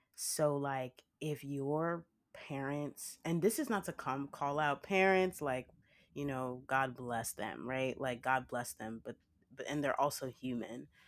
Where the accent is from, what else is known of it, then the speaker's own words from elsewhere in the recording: Nigeria; I'm Nigerian